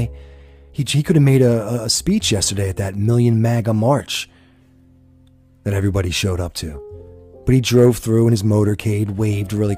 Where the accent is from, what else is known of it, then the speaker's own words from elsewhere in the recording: Pennsylvania, United States; It's my home state.